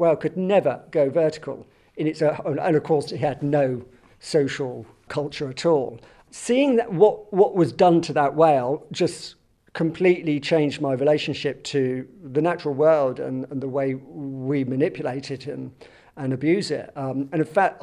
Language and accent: English; Southampton, South East England, United Kingdom; born or raised there; moved away; also born or lived in London